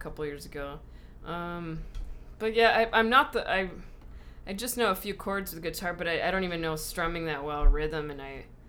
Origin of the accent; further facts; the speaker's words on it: Whittier, California, United States; We're from Whittier.